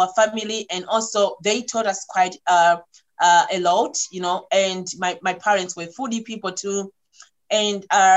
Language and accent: English; Malawi; I'm coming from Malawi where things don't kind of like being talked straightforward